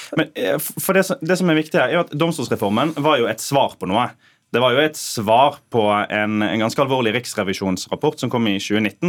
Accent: Sotra, Vestland, Norway; jeg er født på Sotra

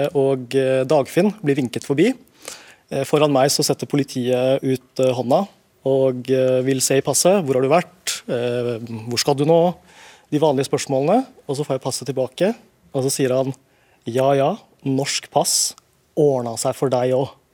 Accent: Norway; also born or lived in London; jeg er født her

